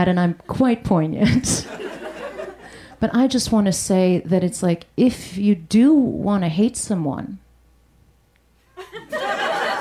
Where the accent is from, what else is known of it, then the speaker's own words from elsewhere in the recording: United States; I grew up in an America as a first-generation immigrant, child of immigrants